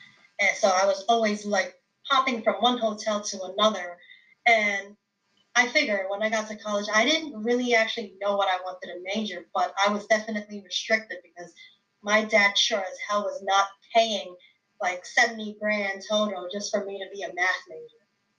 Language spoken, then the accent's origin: English; New York City, New York, United States; being born and raised in New York